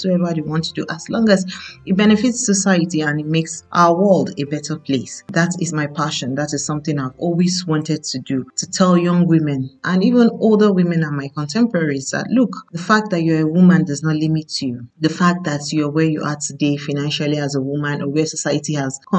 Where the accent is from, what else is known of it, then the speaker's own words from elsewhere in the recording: Nigeria; I'm a Nigerian